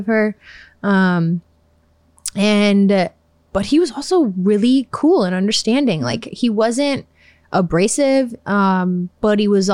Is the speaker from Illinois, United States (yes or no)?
yes; Chicago, Illinois, United States; I'm from Chicago